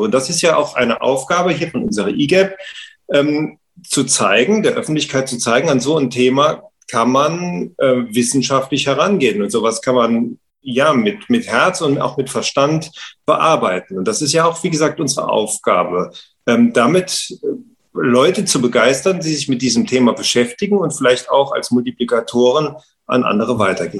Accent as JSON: {"language": "German", "region": "Saarland", "country": "Germany", "said": "bei uns im Saarland"}